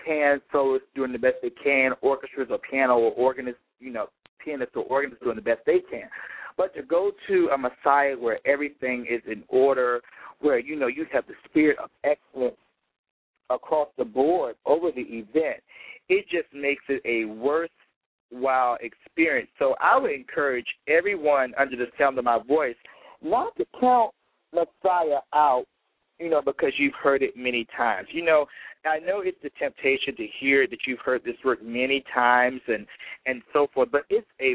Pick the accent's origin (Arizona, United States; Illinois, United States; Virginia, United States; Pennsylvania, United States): Virginia, United States; Petersburg; growing up in my hometown of Petersburg, Virginia, which is 30 minutes south of Richmond, Virginia